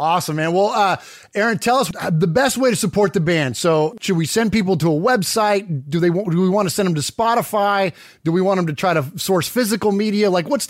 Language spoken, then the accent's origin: English; Bay Area, California, United States; moved away as an adult; now in Nashville, United States; Nashville, man, that's where I live now. I was born and raised in the Bay Area, but I live in Music City now.